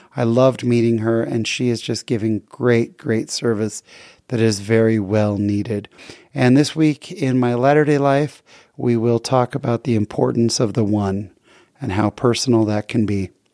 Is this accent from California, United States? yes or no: yes; San Jose, California, United States; We grew up together in San Jose